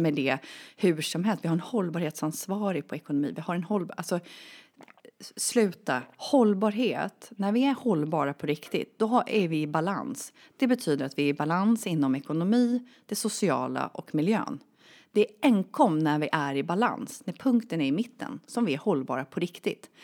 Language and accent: Swedish; Sweden; jag är född och uppvuxen i Sverige